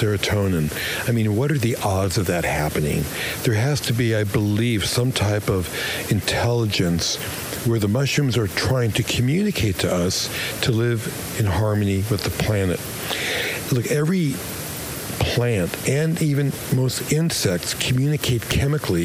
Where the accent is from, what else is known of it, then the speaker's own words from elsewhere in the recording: New York City, New York, United States; moved away as an adult; also born or lived in Los Angeles; I grew up in Brooklyn.